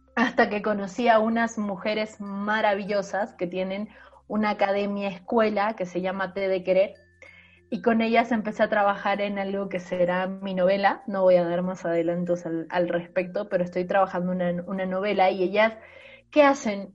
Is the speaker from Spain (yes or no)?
no; Bolivia; moved away; also born or lived in Mexico; Soy una boliviana que publicó en México